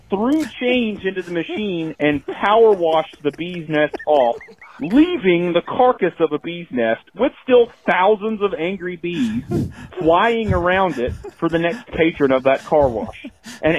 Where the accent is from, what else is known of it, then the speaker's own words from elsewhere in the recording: rural North Carolina, United States; when I was about 5 or 6 in rural North Carolina